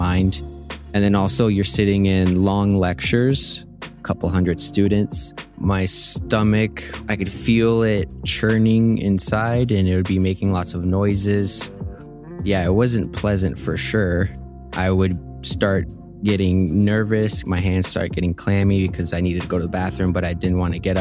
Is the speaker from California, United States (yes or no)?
no; Houston, Texas, United States; also born or lived in Colombia; now in Tucson, United States; moved to Houston, Texas when I was 5